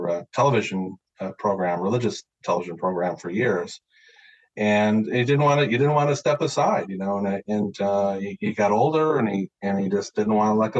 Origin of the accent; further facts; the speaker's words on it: Central New York, United States; moved away; also born or lived in Cleveland / San Diego; I grew up in Central New York, so it's Yankee country